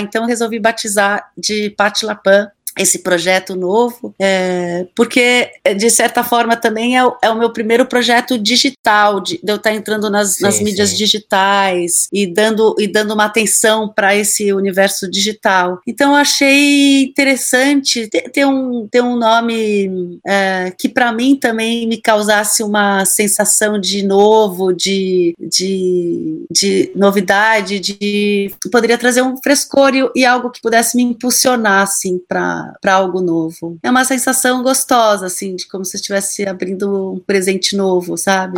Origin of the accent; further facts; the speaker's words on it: São Paulo, Brazil; a minha cidade, que é São Paulo, eu nasci em São Paulo